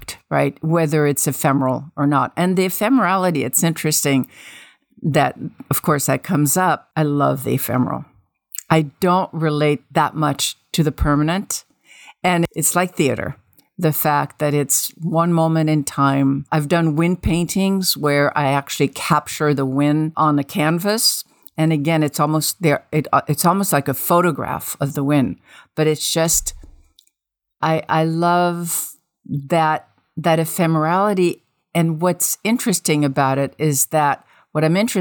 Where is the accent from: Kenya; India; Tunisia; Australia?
Tunisia; moved away; also born or lived in Paris, France; I grew up in North Africa, in Tunisia, but we lived in Paris for a couple of years from 5 to 7